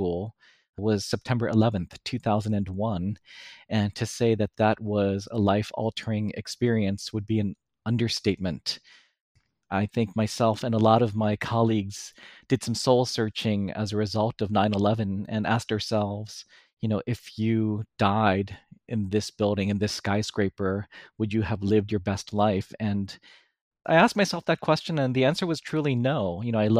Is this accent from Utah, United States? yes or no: no; New York City, New York, United States; I was born and raised in New York City